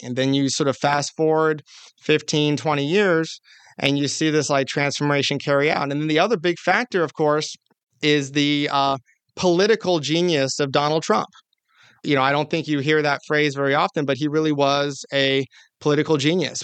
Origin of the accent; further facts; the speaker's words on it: California, United States; my home state of California